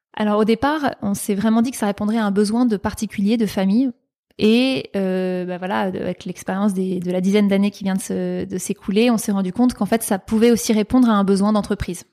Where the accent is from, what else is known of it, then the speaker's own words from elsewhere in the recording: Paris, Île-de-France, France; j'ai grandi à Paris, mais disons que j'ai des origines notamment du Périgord et des Pyrénées-Orientales